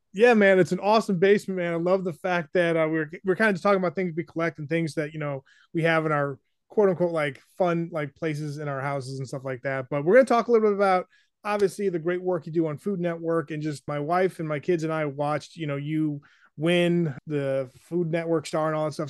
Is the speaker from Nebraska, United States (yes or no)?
no; New Hampshire, United States; moved away; I grew up in New Hampshire